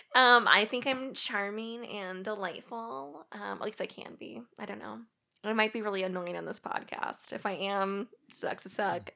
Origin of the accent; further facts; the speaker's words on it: Springfield, Missouri, United States; now in Washington, United States; I'm originally from Springfield, Missouri. That's where I grew up